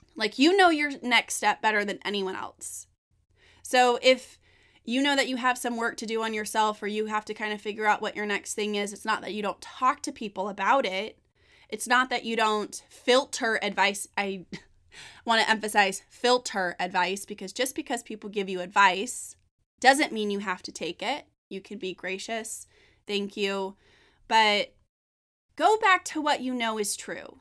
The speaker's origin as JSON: {"language": "English", "region": "Northern California", "country": "United States", "said": "I'm from Northern California."}